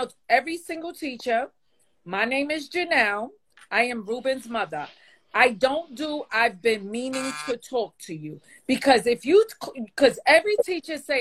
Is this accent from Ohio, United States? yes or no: no; New York City, New York, United States; moved away as an adult; now in Upstate New York, United States; I'm from the South Bronx, had one parent on drugs